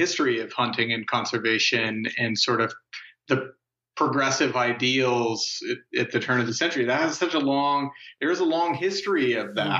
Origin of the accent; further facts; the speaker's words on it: Laramie and Cheyenne, southeastern Wyoming, United States; also born or lived in New Mexico; now in Montana, United States; I grew up in Wyoming. I grew up in Laramie and Cheyenne in southeastern Wyoming, and lived for a long time in New Mexico